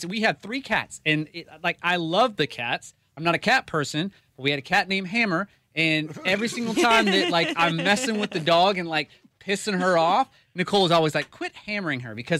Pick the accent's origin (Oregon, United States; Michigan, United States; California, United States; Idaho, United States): Idaho, United States; moved away; Growing up in Idaho, my mom was from a really, really small town.